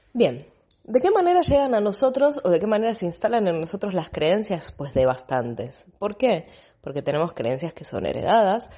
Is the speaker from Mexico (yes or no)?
no; Buenos Aires, Argentina; moved away as an adult; now in Barcelona, Spain; Yo hace, van a ser 13 años que vivo en Barcelona, soy de Buenos Aires, Argentina